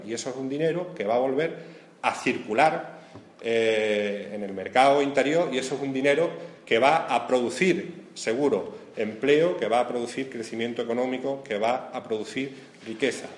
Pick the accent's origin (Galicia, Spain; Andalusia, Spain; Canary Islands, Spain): Andalusia, Spain; nos cobran a todos los andaluces